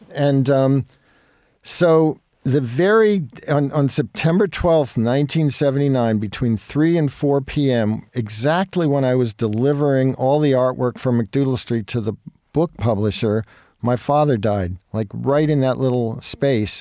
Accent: Jersey Shore, New Jersey, United States; moved away as an adult; also born or lived in Brooklyn, New York / New York City; when I was three, we moved to the Jersey Shore

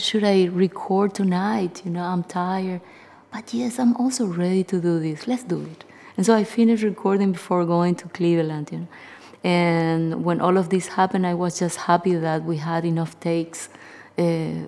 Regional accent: Paraguay; I am a guitarist from Paraguay

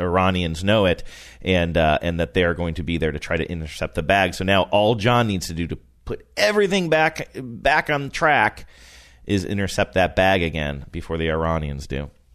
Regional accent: Rust Belt, United States; moved away; I grew up in the Rust Belt

